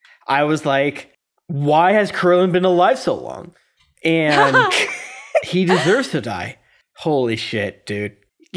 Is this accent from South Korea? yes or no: yes; South Korea; I'm from Korea, which has been invaded, by the way, so maybe.